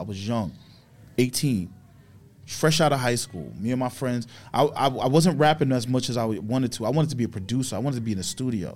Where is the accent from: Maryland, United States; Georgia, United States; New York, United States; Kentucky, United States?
New York, United States; New York City; I grew up in Queens